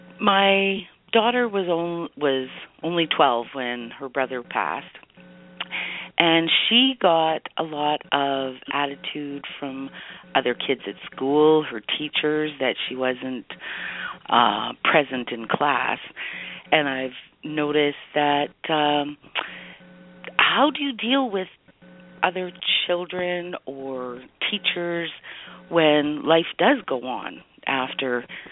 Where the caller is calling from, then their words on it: Edmonton, Alberta, Canada; I'm calling from Edmonton, Alberta.